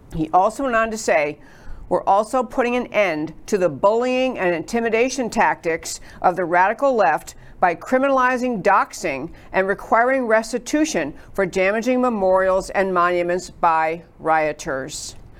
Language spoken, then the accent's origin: English; New York, United States; moved away as an adult; now in Texas, United States; I grew up in New York and all East Coast school.